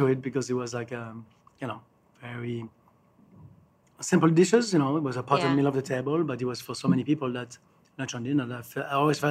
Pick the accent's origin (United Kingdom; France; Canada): France; Alsace, Grand Est; now in New York, United States; I grew up in France. I started in the business, believe it or not, but 50 years ago. I started in July 1973. So I've been in the business now for 50 years in Alsace.